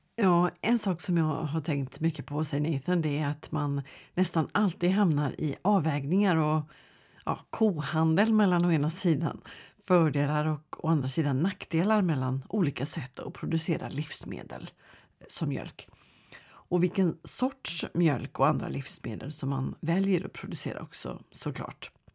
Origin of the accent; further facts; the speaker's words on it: Sweden; vi svenskar